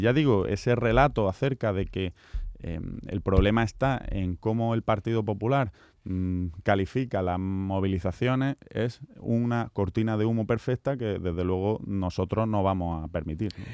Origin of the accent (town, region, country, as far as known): Andalusia, Spain